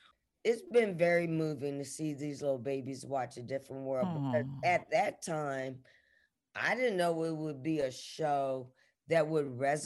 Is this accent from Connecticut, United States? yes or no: no; Atlanta, Georgia, United States; also born or lived in Boston / New York; coming from the East Coast, you know, I was born in Boston and I lived in New York and then I lived in Atlanta and grew up and graduated.